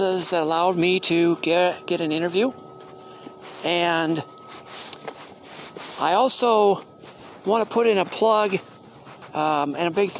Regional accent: Elkhart, Indiana, United States; moved away as an adult; also born or lived in Wichita, Kansas; it's been 47 years growing up here in Elkhart. I wasn't born here, I was born in Wichita, Kansas, but within a few short weeks, my grandparents brought me back to Elkhart, my dad's parents, and raised me.

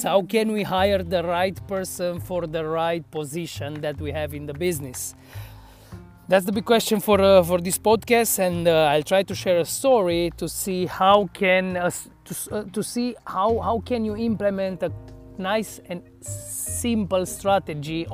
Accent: Cluj-Napoca, Cluj County, Romania; organized the Untold Festival in my hometown

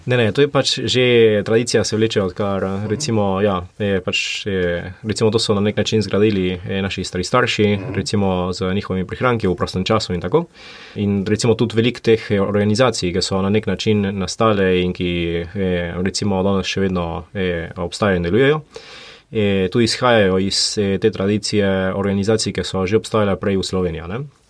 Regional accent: Buenos Aires, Argentina; moved away as an adult; now in Slovenia; Izhajam pa iz Buenos Airesa. Buenos Aires je, recimo, mi smo živeli v predmestju

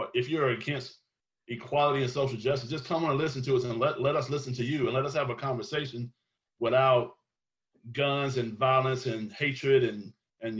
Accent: South Georgia, United States; me growing up in the South

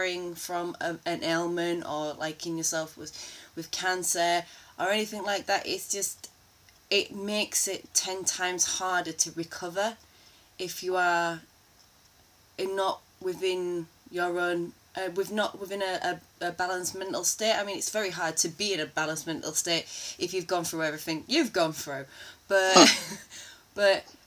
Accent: Yorkshire and the Humber, United Kingdom; a Yorkshire lass

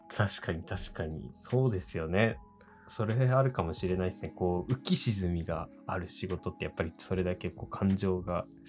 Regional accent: next to Oshu City, Iwate, Japan; 僕の地元っていうか、本当にこう欧州市にすぐ隣の

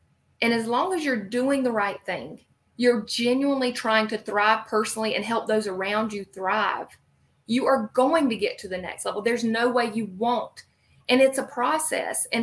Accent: the Carolinas, United States; I'm from the Carolinas, shocker with this accent.

